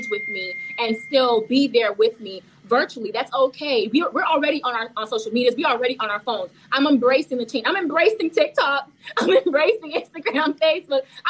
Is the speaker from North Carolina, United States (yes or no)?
no; Broward County, Florida, United States; first language Haitian Creole; English is a second language; moved away as an adult; now in Tallahassee, United States; I'm from Broward County, Florida, where people may seem as the hood